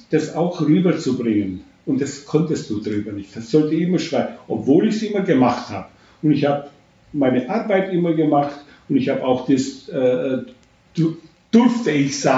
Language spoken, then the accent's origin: German; Romania; now in Germany; das Dorf, wo ich ja. aufgewachsen bin, mein Elternhaus, wo ich bis heutzutage noch, äh, wenn ich äh, auf Besuch bin, das muss ich sehen.